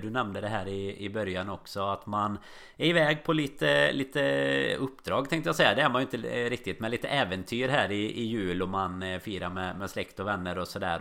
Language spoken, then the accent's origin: Swedish; Sweden; now in Liverpool, United Kingdom